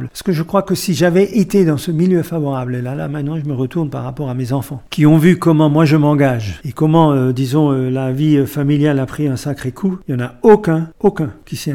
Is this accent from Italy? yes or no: no; France; sachant qu'on est français, qu'on aime son pays